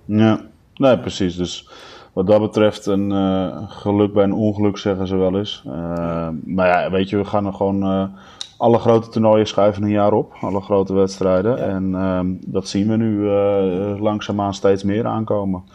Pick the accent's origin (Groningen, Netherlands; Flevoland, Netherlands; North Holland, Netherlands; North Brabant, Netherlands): Flevoland, Netherlands; Almere; ik ben vanaf mijn eh, eh, jongste jeugd opgegroeid in Almere.